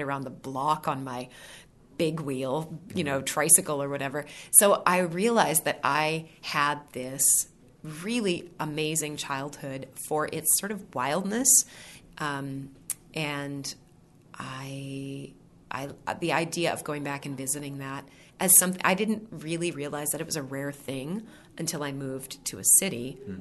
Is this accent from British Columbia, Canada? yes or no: yes; Vanderhoof, British Columbia, Canada; moved away as an adult; also born or lived in Victoria, British Columbia; I was born and raised in the center of the province. The sign, if you drive through my hometown, says Vanderhoof, the heart of it all